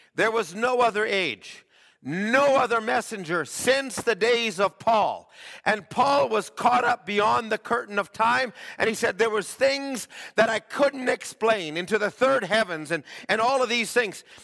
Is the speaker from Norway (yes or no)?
no; Alberta, Canada; I grew up in Alberta